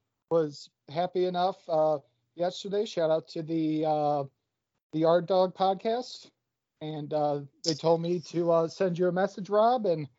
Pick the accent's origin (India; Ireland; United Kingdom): Ireland; Achill, Connacht; born there; Little background, I was born in Achill, Mayo, Republic of Ireland, and … is Americanized.